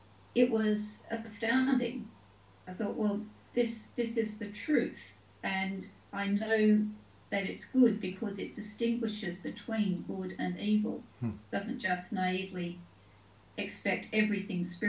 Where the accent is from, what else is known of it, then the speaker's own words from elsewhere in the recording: Taree, New South Wales, Australia; also born or lived in Sydney; now in United Kingdom; I was born in Sydney. My parents were school teachers, so we moved around the state a fair bit. I mostly grew up in a town called Taree